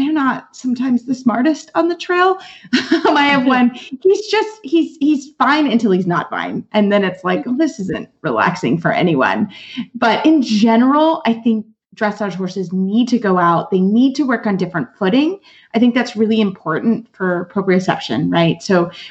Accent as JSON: {"language": "English", "town": "Lexington", "region": "Kentucky", "country": "United States", "tie": "born or raised there", "said": "I'm actually a native of Lexington, Kentucky. I am from Kentucky."}